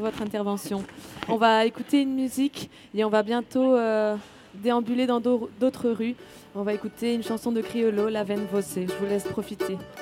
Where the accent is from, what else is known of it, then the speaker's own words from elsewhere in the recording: Spain; moved away; je suis espagnole à la base.